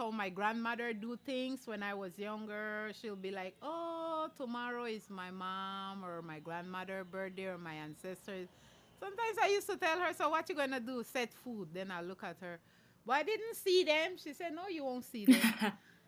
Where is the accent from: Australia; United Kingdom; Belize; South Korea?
Belize; Hopkins, Stann Creek District; now in Belize City, Belize; I'm … from Hopkins Village, but I'm here in Belize City